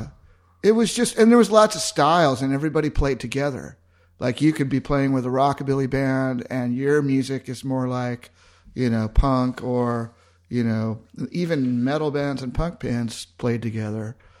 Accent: Southern California, United States; moved away as an adult; now in Austin, United States; I'm from Southern California originally

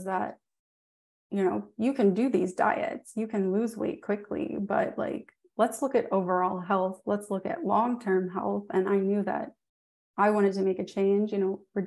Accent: New Orleans, Louisiana, United States; I'm from New Orleans

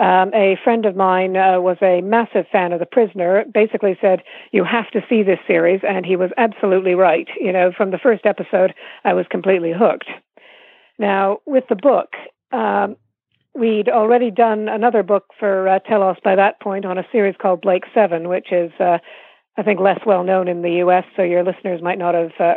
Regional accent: Toronto, Ontario, Canada; moved away as an adult; now in United Kingdom; I grew up in Toronto

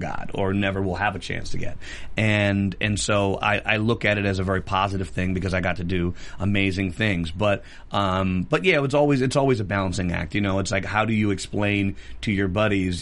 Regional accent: New York, United States; growing up in New York that I just was always singing and dancing

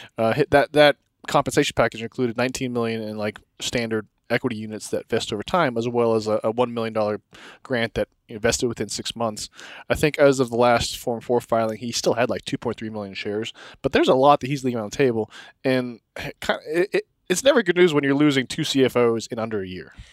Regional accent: Texas, United States; now in Denver, United States; I'm from Texas

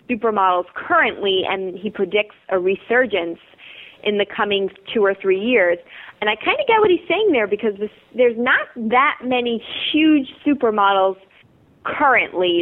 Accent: Long Island, New York, United States; I actually am from New York, and I grew up in Long Island

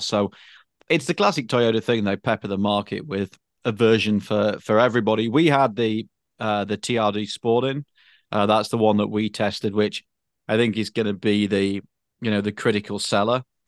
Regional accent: United Kingdom; moved away; I'm British

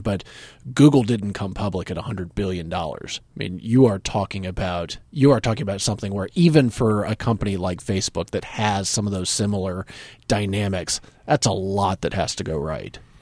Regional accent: North Carolina, United States; from North Carolina, where I grew up, and my hometown, my area has about a million people

